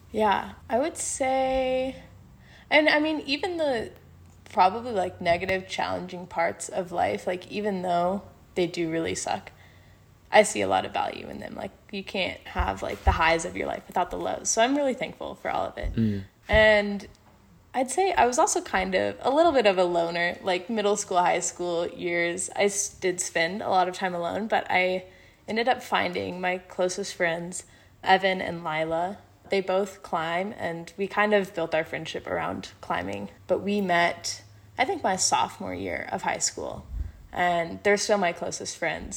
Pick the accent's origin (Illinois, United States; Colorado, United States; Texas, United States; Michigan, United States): Colorado, United States; moved away; I'm from Colorado in the United States